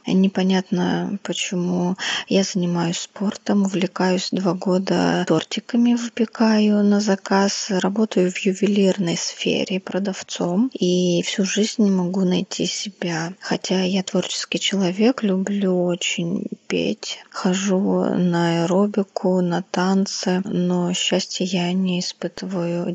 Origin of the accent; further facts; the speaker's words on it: Tula Oblast, Russia; now in Koryazhma, Russia; Родилась я в Тульской области. А, живу и работаю в городе Коряжма Архангельской области.